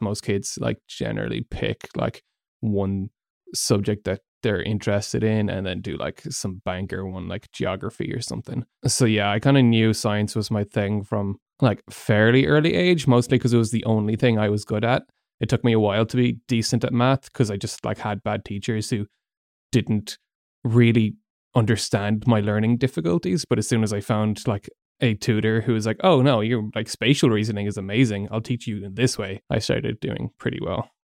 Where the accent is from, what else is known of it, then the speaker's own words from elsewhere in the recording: Galway, Connacht, Ireland; moved away as an adult; also born or lived in Malaysia; most of my life. Went to secondary school and college there